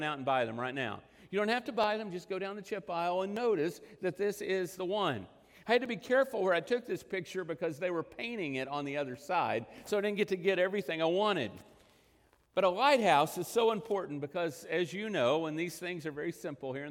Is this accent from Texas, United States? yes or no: yes; Texas Panhandle / western Oklahoma, United States; I spent much of my life growing up in the Texas Panhandle in western Oklahoma